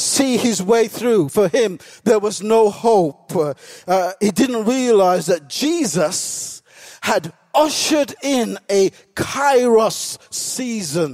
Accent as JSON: {"language": "English", "region": "England", "country": "United Kingdom", "tie": "born or raised there", "said": "I was born in this country"}